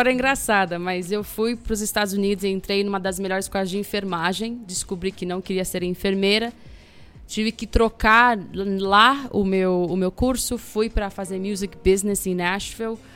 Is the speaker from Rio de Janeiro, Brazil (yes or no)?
no; São Paulo, Brazil; also born or lived in Campinas; Passei três dias ali e sou de São Paulo, né? Cresci em São Paulo.